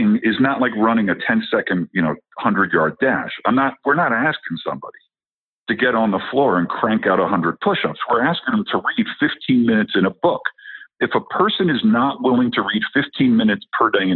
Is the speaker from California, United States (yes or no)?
no; New Jersey, United States; moved away as an adult; now in Colorado, United States; I'm originally from New Jersey where they eat their young. Okay. So I've lived in Colorado for the last 15 years